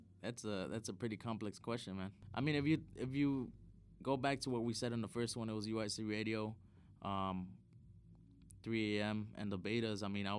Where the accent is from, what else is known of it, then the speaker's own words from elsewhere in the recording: Chicago, Illinois, United States; Well, for me, like, I'm from the South Side of Chicago, right? And, like, there's a lot of crazy shit that happens in the South Side.